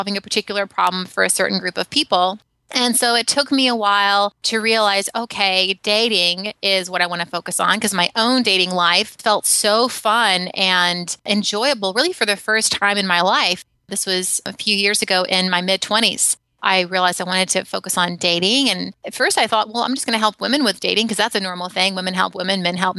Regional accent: Alabama, United States; now in San Francisco, United States; I grew up in Alabama. I now live in San Francisco

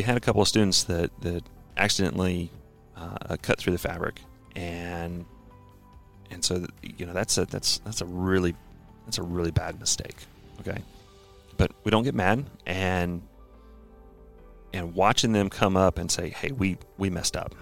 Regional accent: Rhinebeck, New York, United States; I was born and raised in Rhinebeck, New York, home of old Rhinebeck Aerodrome

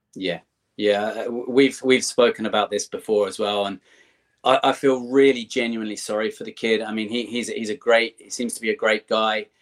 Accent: England, United Kingdom; moved away as an adult; now in Ireland; I grew up in in England. I live in Ireland now, but uh, I grew up in England

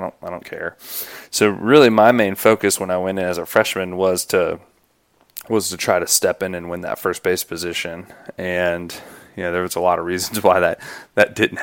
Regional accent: Greenville, South Carolina, United States; I grew up in Greenville, South Carolina

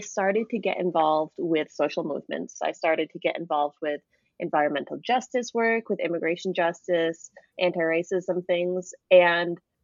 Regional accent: Vermont, United States; moved away as an adult; I grew up Catholic in Vermont. I'm from Vermont, from a small town.

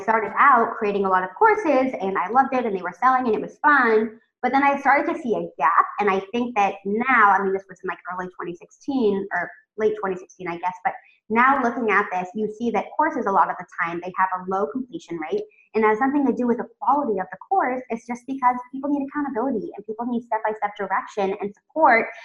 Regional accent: California, United States; moved away as an adult; also born or lived in Oregon; now in Tel Aviv, Israel; I'm originally from California

